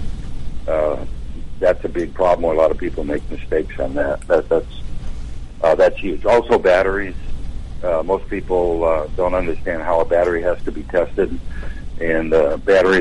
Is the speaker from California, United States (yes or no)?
no; Wisconsin, United States; moved away; I'm from Wisconsin originally